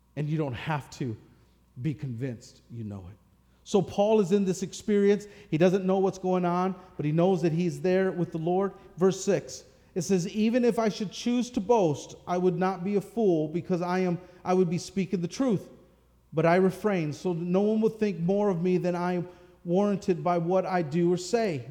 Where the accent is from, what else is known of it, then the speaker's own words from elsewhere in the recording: Michigan, United States; growing up in Michigan, you know, that's football country